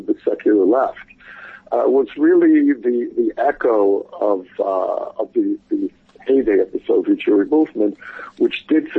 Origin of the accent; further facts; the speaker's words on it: New York, United States; growing up in New York and as a young activist for Soviet Jewry